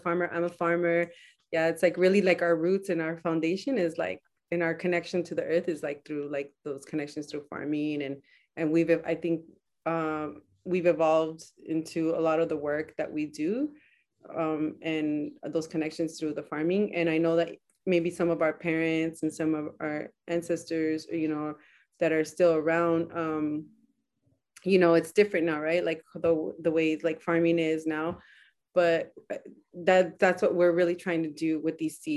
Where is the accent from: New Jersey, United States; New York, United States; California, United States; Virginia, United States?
California, United States; Salinas; I'm from Salinas. I was born in Salinas.